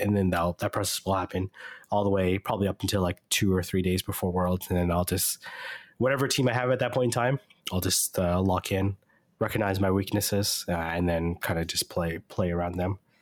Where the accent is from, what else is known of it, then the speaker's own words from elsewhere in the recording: Canada; I'm Canadian